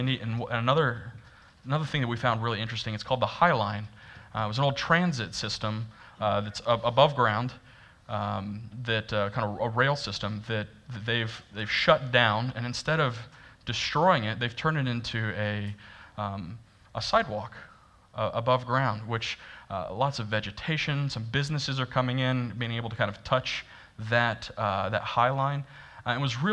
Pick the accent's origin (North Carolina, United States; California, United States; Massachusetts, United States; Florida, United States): Florida, United States; I'm from Florida, and I've never been to New York City until like last year.